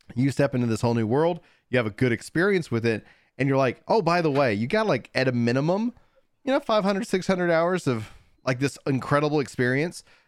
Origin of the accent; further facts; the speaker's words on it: East Texas, United States; I, I was born in East Texas